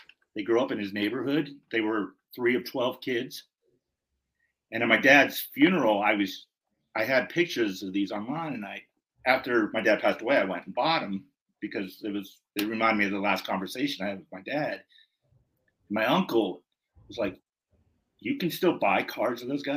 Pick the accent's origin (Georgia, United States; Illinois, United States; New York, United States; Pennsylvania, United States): Pennsylvania, United States; Pittsburgh suburbs; when I say I'm from Pittsburgh, I'm from the suburbs. You know, I'm not in Pittsburgh